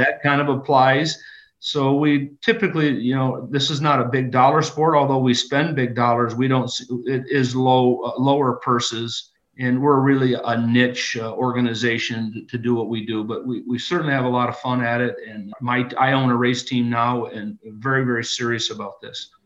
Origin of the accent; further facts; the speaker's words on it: Rudyard, Michigan, United States; I grew up in a little town called Rudyard, just uh, 20 miles south of Sault Ste. Marie.